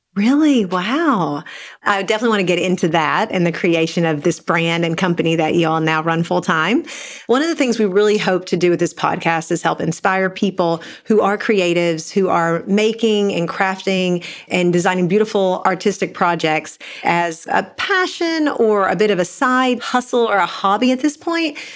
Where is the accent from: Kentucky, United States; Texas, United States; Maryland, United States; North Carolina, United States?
Kentucky, United States; Eastern; I grew up in Eastern Kentucky in a really small town